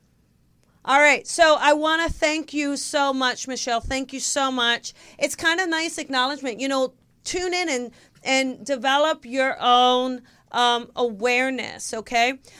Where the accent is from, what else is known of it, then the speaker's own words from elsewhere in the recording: New Jersey, United States; we're from South Jersey